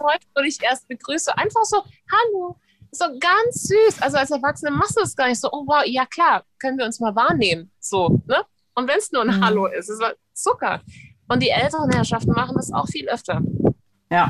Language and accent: German; United States; ich als Amerikanerin